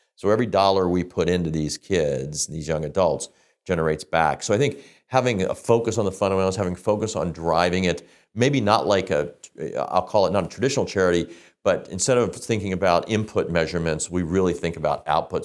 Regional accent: Midwest, United States; moved away as an adult; now in Canada; We grew up in the Midwest in the United States. I came to Canada

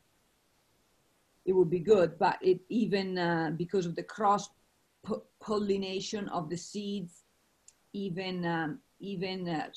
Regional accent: Italy; moved away; I come from Italy, as you most of you know. And I actually come from a dairy farm that makes a lot of the Parmesan cheese. You've all had Parmesan cheese. It comes from my region where I was born. So I grew up on a lot of milk.

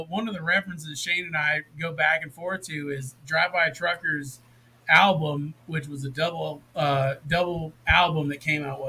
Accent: the South, United States; growing up in the South, like, we didn't grow up together, but we both had a very similar upbringing.

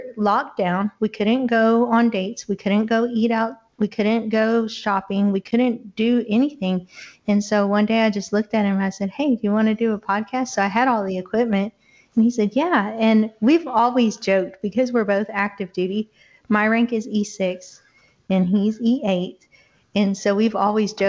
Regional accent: Bowling, Texas, United States; now in Louisiana, United States; I'm from the even better state of Texas

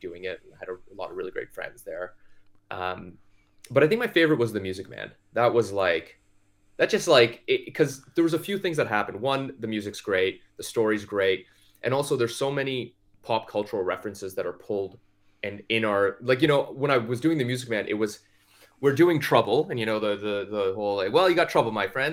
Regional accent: Toronto, Ontario, Canada; I grew up in Scarborough, Ontario, which is a suburb of Toronto

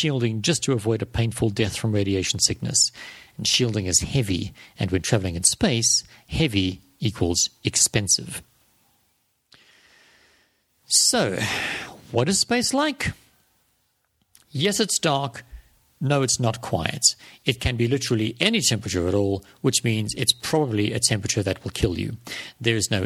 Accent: South Africa; South African like me

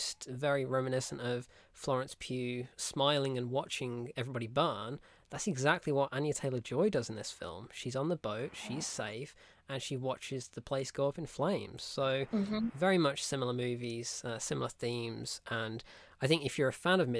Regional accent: United Kingdom; we're British

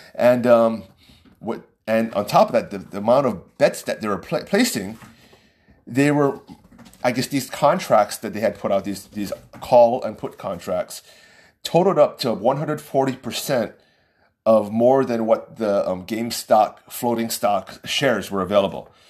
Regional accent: United States; as an American.

